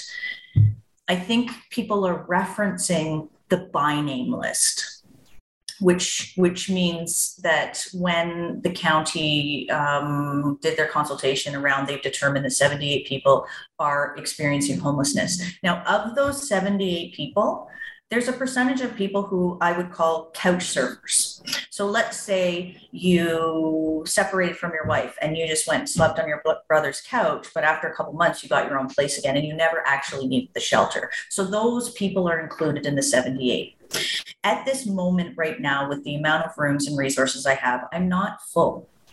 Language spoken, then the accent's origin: English; Toronto, Ontario, Canada; moved away; I'm from Toronto